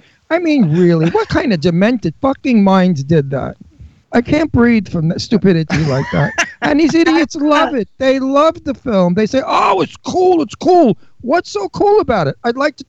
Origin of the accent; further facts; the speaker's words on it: New York, United States; moved away; I came from Brooklyn.